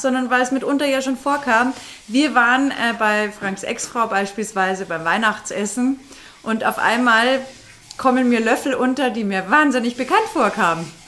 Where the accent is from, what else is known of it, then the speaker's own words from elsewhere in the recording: Bavaria, Germany; moved away; wir kommen ja da aus der Grenzregion unten